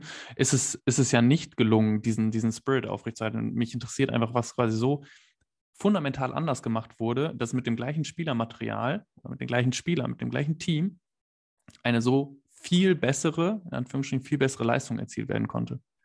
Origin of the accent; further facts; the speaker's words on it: Bad Oeynhausen, North Rhine-Westphalia, Germany; in Bad Oeynhausen, da wo ich herkomme